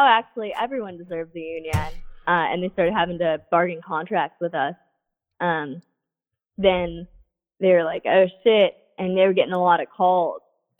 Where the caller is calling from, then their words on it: Grinnell, Iowa, United States; I'm calling you from Grinnell, Iowa.